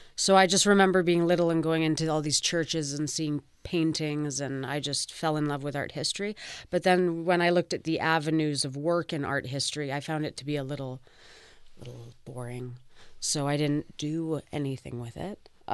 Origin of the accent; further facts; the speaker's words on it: Vancouver, British Columbia, Canada; now in Toronto, Canada; I was born and raised in Vancouver, so I'm a full West Coaster